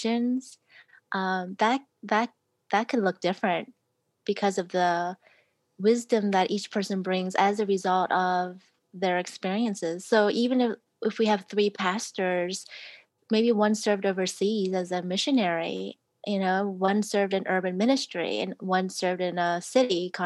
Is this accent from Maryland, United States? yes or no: yes; Maryland, United States; I'm from Maryland